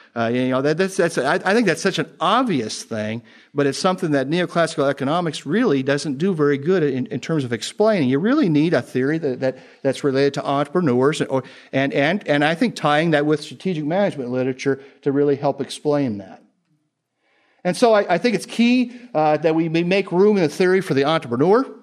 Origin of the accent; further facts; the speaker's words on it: Indiana, United States; I'm from Indiana